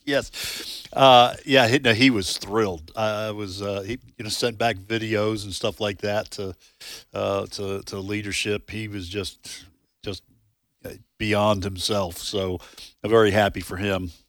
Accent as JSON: {"language": "English", "country": "United States", "said": "I'm American"}